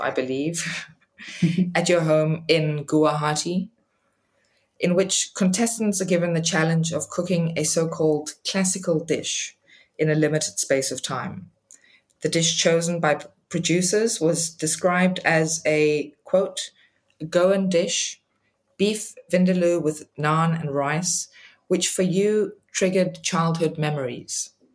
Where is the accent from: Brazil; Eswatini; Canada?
Eswatini; moved away; also born or lived in Denmark; I was a child growing up in Swaziland, now called Eswatini, and we would visit Denmark, where I am originally from